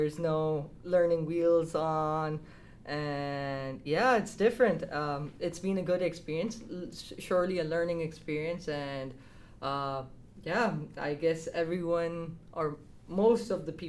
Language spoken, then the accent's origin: English; Saudi Arabia; also born or lived in Dubai, United Arab Emirates; now in Canada; So I was born and raised in Saudi Arabia and Dubai, so Middle East, but my heritage is originally from Pakistan.